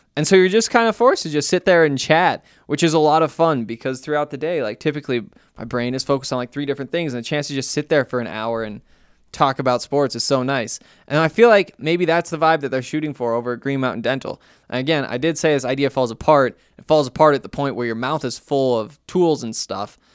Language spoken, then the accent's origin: English; Montana, United States; I'm from Montana, went to the University of Montana